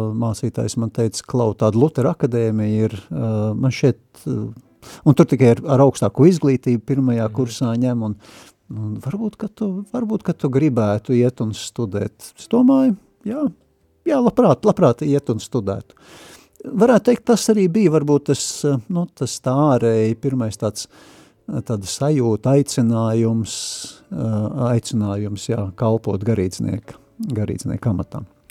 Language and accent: Latvian; Riga, Latvia; moved away as an adult; also born or lived in Saldus; esmu dzimis audzis Rīgā